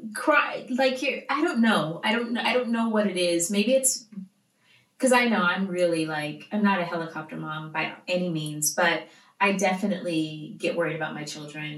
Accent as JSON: {"language": "English", "town": "Stockton", "region": "California", "country": "United States", "tie": "born or raised there", "said": "growing up in Stockton."}